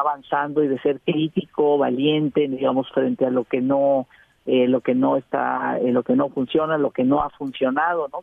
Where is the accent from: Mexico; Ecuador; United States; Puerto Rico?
Mexico